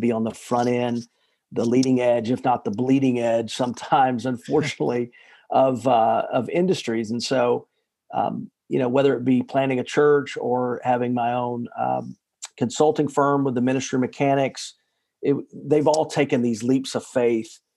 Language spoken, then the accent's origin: English; Chattanooga, Tennessee, United States; moved away as an adult; also born or lived in Nashville, Tennessee; I grew up in Chattanooga, Tennessee, which is just a kind of in the middle of the South.